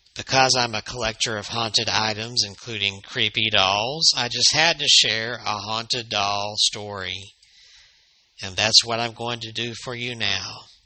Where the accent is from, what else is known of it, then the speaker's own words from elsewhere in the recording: Alabama, United States; right here in Alabama, my home state